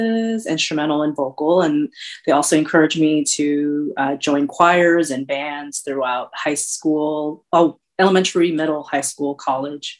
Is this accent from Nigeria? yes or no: no; Bay Area, California, United States; also born or lived in Luzon, Philippines / San Jose; I was born in Kansas City on the island of Luzon in the Philippines. I moved to San Jose back in the early 80s. And so I've been here for a really long time, really, really long time. I grew up in the Bay Area